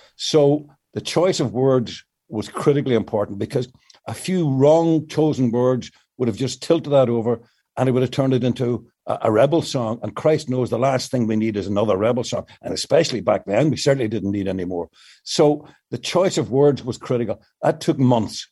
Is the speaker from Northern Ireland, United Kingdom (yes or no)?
yes; Northern Ireland, United Kingdom; moved away; the situation in the north of Ireland, and particularly in my hometown